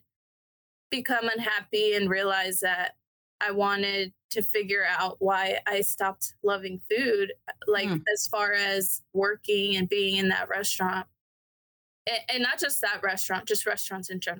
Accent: Decatur, Georgia, United States; also born or lived in Denver, Colorado / Canton, Georgia; I grew up here

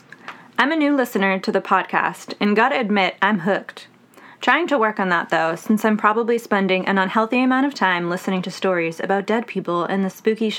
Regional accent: Boston, Massachusetts, United States; Hello, I'm also from Boston.

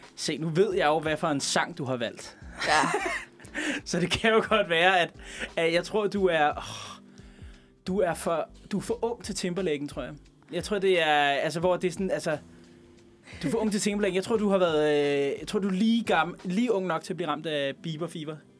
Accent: Veksø, Capital Region of Denmark, Denmark; born or raised there

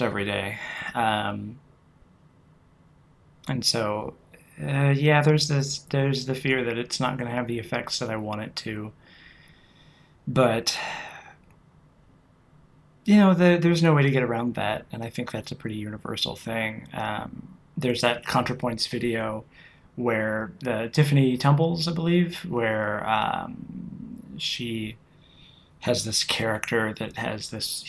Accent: United States; as an American who does not speak Italian

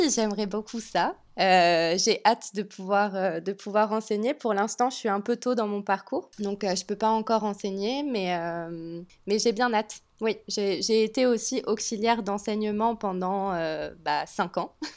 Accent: France; moved away as an adult; also born or lived in Nice, France; now in Montreal, Canada; je suis française

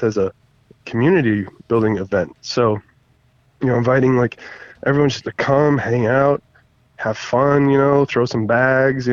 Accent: North Carolina, United States; now in Minnesota, United States; I was from North Carolina

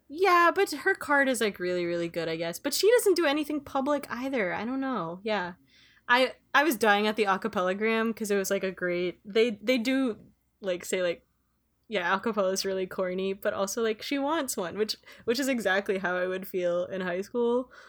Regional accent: Philippines; moved away; I was growing up in the Philippines

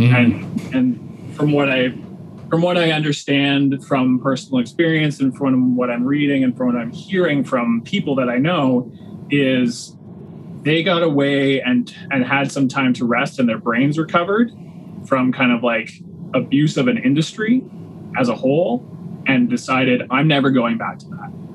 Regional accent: Waterloo Region, Ontario, Canada; also born or lived in Milton, Ontario; we moved to Waterloo region when I was in grade seven.

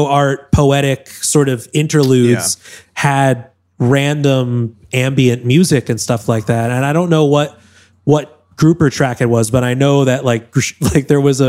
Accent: Newton, Massachusetts, United States; moved away; Boston, Massachusetts, where I'm from. Newton, Mass, outside of Boston

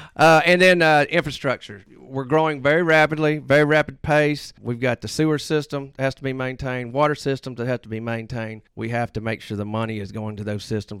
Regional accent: Hernando, Mississippi, United States; I am from Hernando.

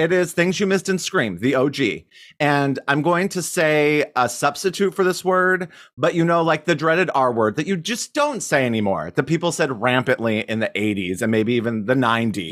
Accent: Cody, Wyoming, United States; my hometown in Cody, Wyoming

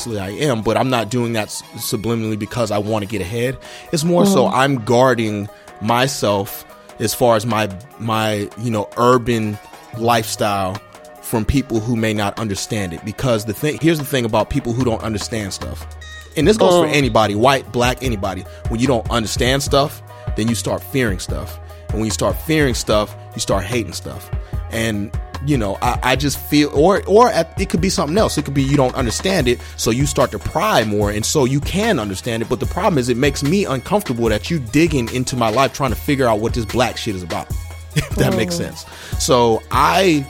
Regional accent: Charleston, South Carolina, United States; moved away as an adult; I'm from Charleston. Charleston, they have their own dialect, that Geechee language, all that stuff like that.

